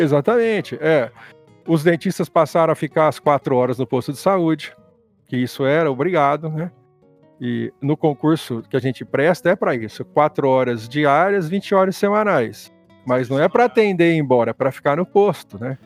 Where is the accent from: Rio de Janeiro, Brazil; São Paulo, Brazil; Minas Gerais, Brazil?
São Paulo, Brazil; Ribeirão Preto; moved away as an adult; also born or lived in Presidente Prudente; now in Andirá, Brazil; eu sou nascido em Ribeirão Preto. Eu fiquei em Ribeirão Preto até uns 18 anos